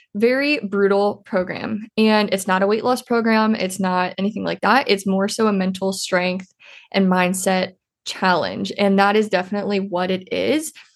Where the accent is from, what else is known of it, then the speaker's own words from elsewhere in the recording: Iowa, United States; I'm originally from Iowa.